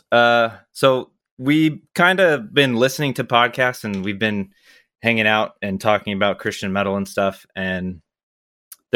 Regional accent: Yakima, Washington, United States; We're both from Washington, but I was from Yakima

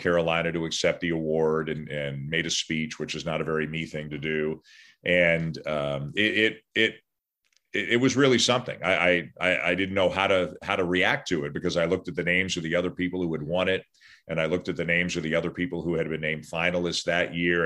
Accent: Toronto, Ontario, Canada; I'm from Toronto. I still live in Toronto

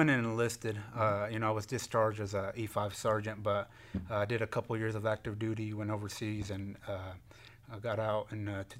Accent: Hennessey, Oklahoma, United States; also born or lived in Enid, Oklahoma; I was born in Enid and raised here in Hennessey, so been here most of my life.

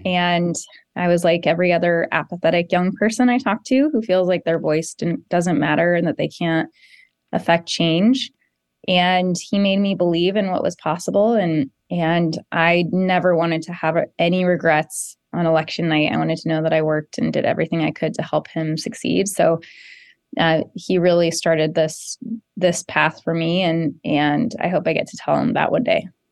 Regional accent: South Jefferson County, Colorado, United States; I grew up in South Jefferson County and, and I represent Jefferson County now and, and live here with my family

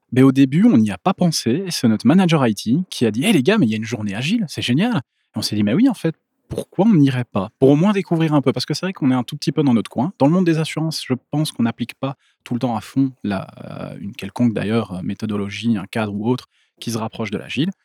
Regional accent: Brussels, Brussels-Capital Region, Belgium; now in Ghlin, Belgium; je viens à la base de Bruxelles, mais j'habite maintenant à Glin

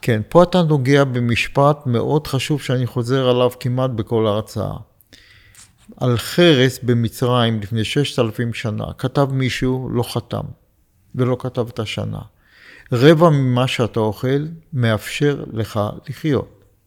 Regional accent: Beersheba, Southern District, Israel; moved away as an adult; also born or lived in Poland / Jerusalem / Rehovot / Katzir; now in Pardes Hanna, Israel; ואני גרתי בבאר שבע, כשבאתי מפולין, ישר עברתי לבאר שבע

